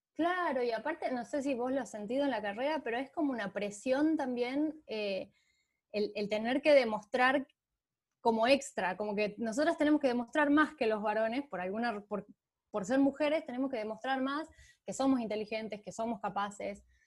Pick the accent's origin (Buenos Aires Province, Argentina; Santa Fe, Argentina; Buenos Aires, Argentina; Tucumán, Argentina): Tucumán, Argentina; San Miguel de Tucumán; nací en Tucumán, en, la, en, la, capital de Tucumán